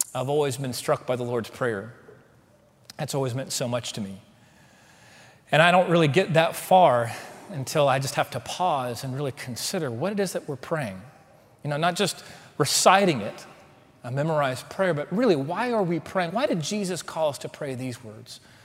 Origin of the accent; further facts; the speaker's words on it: Waco, Texas, United States; also born or lived in Houston, Texas / College Station, Texas; now in Dallas, United States; See, I'm a Texan. I grew up in Waco